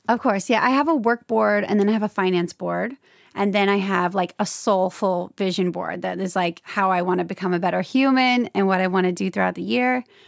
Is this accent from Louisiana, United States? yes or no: yes; Louisiana, United States; moved away as an adult; now in Los Angeles, United States; I'm from Louisiana, and, um, I moved to L A at twenty-three after I graduated from L S U